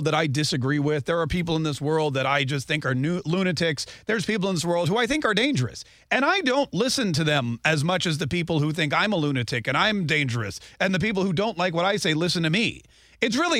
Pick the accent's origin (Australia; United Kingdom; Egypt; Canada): Canada; now in United States; I was a Canadian